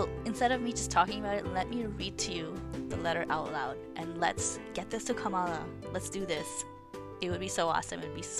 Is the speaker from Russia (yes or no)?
no; Montreal, Quebec, Canada; also born or lived in Pakistan / United States; I'm a Pakistani-born Canadian, a Montrealer, and feel such a strong connection to you.